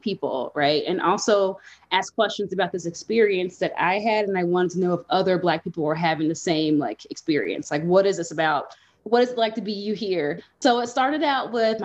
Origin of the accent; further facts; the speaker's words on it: Nashville, Tennessee, United States; now in Denver, United States; I'm from Nashville, Tennessee